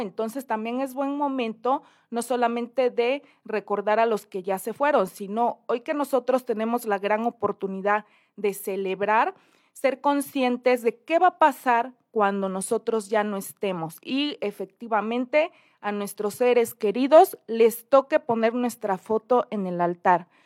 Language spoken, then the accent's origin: Spanish; Oaxaca, Mexico; mi bello Oaxaca